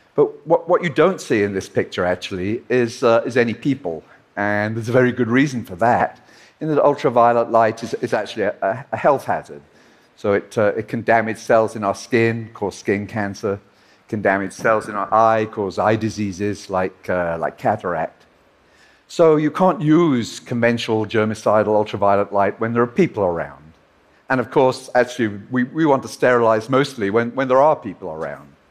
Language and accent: English; Liverpool, North West England, United Kingdom; his and my hometown of Liverpool